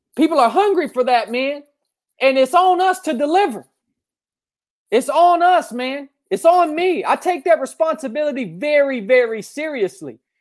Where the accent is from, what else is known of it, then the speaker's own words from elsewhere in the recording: North Georgia, United States; also born or lived in Appalachian Mountains; I grew up here in North Georgia